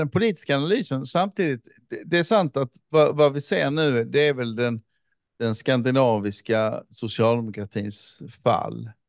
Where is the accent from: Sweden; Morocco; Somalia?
Somalia; Men som somalier så är jag ändå där.